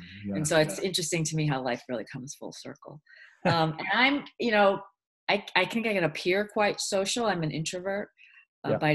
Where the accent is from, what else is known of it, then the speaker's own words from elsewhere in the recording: United States; English is a second language; I was pretty much terrified as a kid in the States.